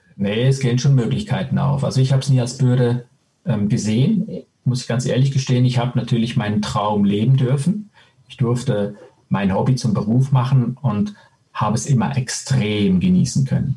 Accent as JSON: {"language": "German", "country": "Switzerland", "tie": "born or raised there", "also_born_or_lived": "Spain", "moved": "as an adult", "said": "geborener äh, Spanier, aufgewachsen in der Schweiz mit italienischen Nachbarn"}